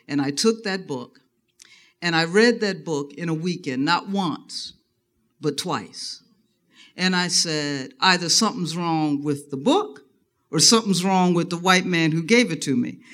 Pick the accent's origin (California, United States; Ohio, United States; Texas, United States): Ohio, United States; Dayton; I was born and raised in Dayton, Ohio